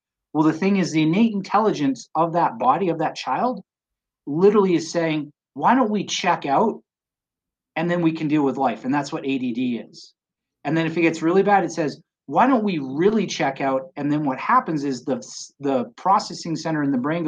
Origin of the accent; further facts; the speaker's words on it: British Columbia, Canada; now in Colorado, United States; I grew up in British Columbia, Canada